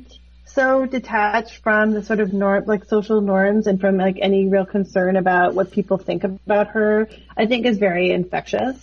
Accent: Toronto, Ontario, Canada; growing up in Toronto as an artist

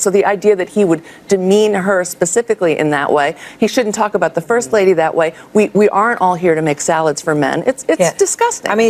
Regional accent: El Paso, Texas, United States; born there; I was actually um, born here in El Paso. My mom is from a small town in Mexico.

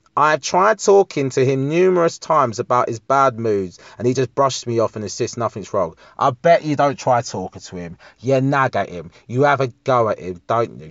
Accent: United Kingdom; I don't identify as English. I'm more British

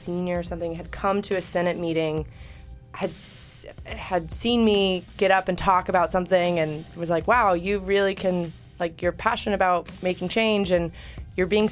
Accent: Chattanooga, Tennessee, United States; my hometown, Chattanooga.

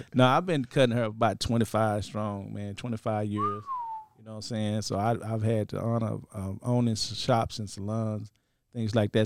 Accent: Dallas, Texas, United States; I'm from Dallas. I got a school in Dallas, Barber College.

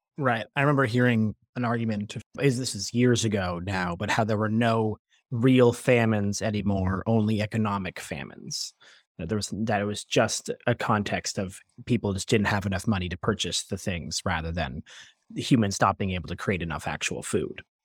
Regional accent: Toronto, Ontario, Canada; I'm born and raised in Toronto

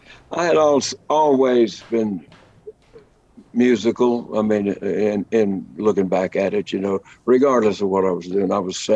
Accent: Lubbock, Texas, United States; I grew up in Lubbock, Texas, hub of the plains, the Llano Estacado, as the Spaniards called it.

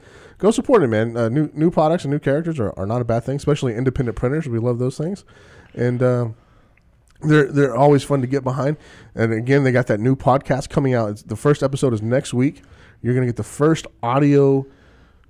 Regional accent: the South, United States; I'm from the South

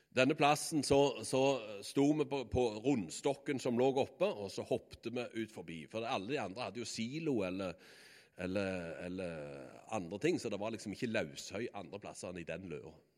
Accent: Bø, Norway; naboen hjemme på Bø, det var Brandaberg

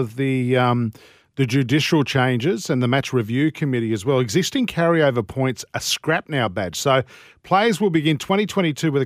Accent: Yagoona, New South Wales, Australia; I'm from Yagoona

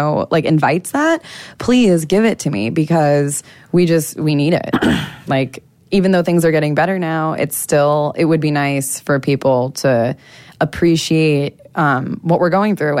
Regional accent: United States; accent: American; moved away as an adult; also born or lived in Las Vegas; now in Dominica; my American accent

